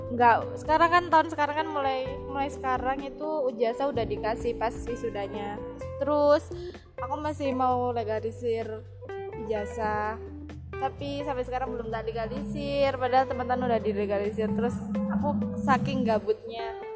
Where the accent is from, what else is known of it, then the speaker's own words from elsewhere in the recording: Malang, East Java, Indonesia; udah dari dari kecil kan di Malang